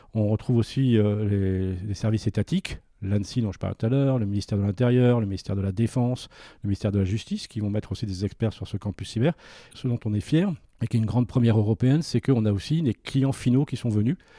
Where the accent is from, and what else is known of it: France